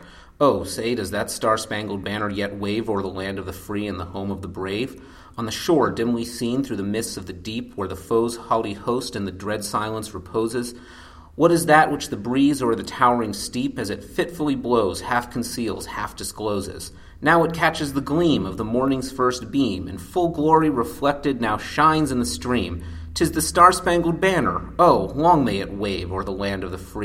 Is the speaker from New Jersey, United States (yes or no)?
yes; New Jersey, United States; also born or lived in Washington, D.C.; now in Atlanta, United States; I live in Atlanta, but I'm originally from New Jersey by way of Washington, D.C.